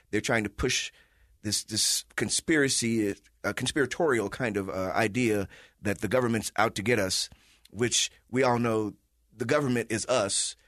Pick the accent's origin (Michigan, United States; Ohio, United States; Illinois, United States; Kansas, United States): Illinois, United States; Chicago; now in Salt Lake City, United States; I'm from Chicago